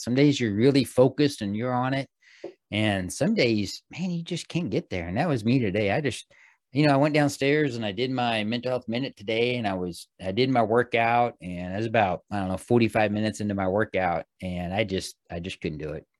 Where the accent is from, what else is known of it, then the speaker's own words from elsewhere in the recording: Missouri, United States; when I was a young kid, growing up in Missouri